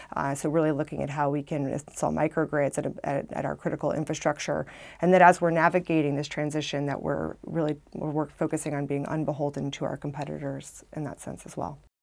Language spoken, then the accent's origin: English; Arkansas, United States; moved away as an adult; now in Washington, D.C., United States; I came from Arkansas.